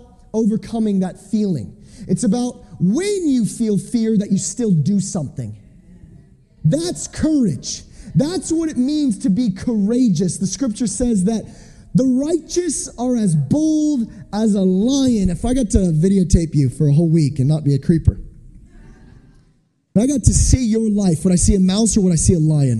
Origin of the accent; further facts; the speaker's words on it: United States; I'm from America